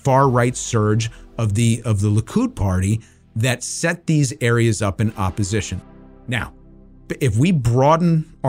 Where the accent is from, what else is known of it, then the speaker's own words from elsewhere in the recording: United States; as an American, I am very concerned for the Jewish population in the United States.